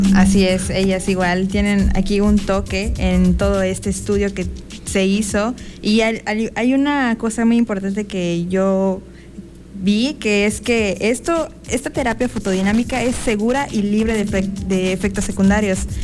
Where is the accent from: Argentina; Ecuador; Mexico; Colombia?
Mexico; soy mexicana